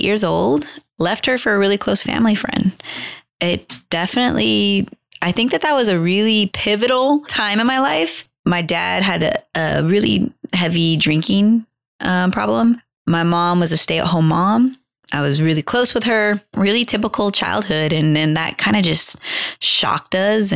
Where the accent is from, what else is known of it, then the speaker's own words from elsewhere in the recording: Long Beach, California, United States; also born or lived in the desert; I'm from Long Beach, California